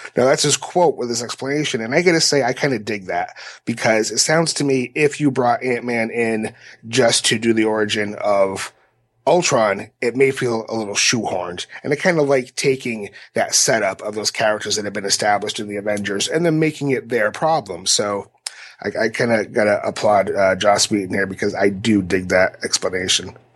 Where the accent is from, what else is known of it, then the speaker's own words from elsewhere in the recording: New Bedford, Massachusetts, United States; right here in my hometown